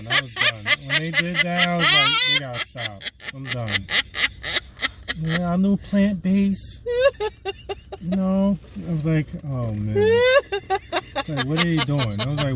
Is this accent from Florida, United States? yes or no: no; New York City, New York, United States; Well, yeah, I'm from the Bronx anyway